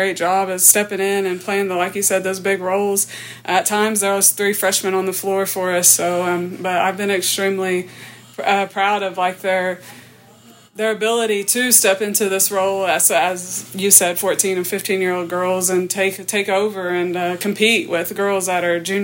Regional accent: Vian, Oklahoma, United States; I grew up in Vian, Oklahoma, small town.

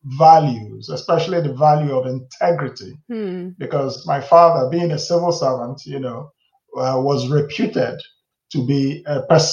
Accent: Nigeria; also born or lived in United States; So most of my life, actually, I grew up in Nigeria.

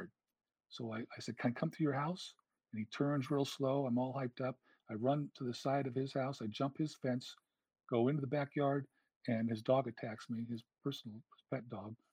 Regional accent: California, United States; It was in my hometown. I knew the area

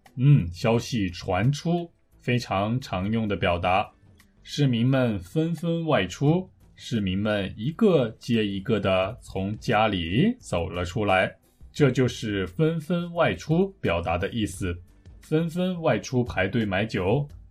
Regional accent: Taiyuan, Shanxi, China; moved away; also born or lived in South Korea; 有听众在我的故乡吗？

